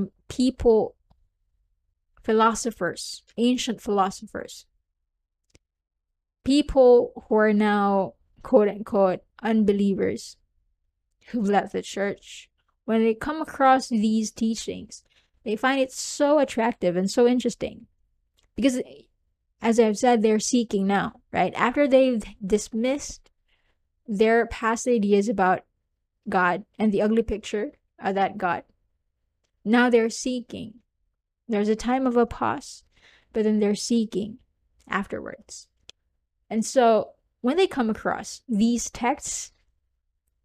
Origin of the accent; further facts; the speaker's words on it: southern Philippines, Philippines; I'm from the Philippines, by the way, if you don't know. And I'm from the southern part of the Philippines.